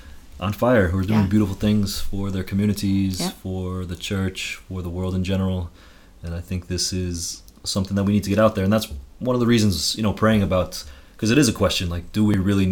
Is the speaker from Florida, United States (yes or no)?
no; Connecticut, United States; moved away as an adult; I'm from Connecticut